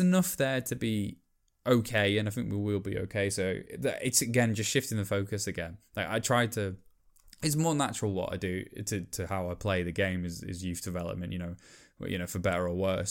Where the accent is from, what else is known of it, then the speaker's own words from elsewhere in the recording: Welsh, Wales, United Kingdom; I'm Welsh